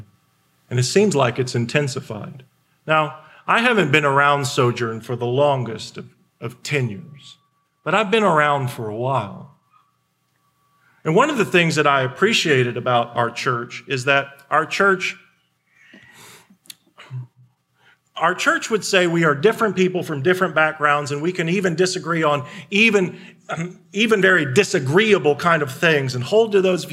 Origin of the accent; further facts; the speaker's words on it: Indiana, United States; I was born in Indiana